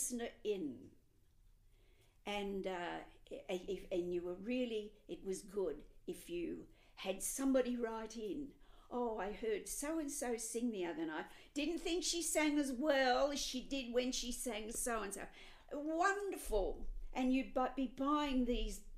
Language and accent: English; Melbourne, Victoria, Australia; moved away; I'm from Melbourne originally